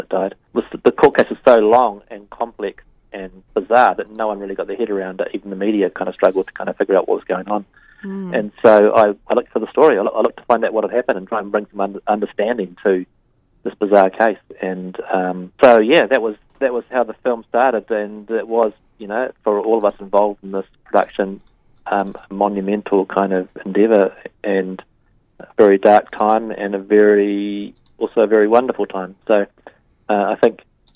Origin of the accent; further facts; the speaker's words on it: New Zealand; I, like most New Zealanders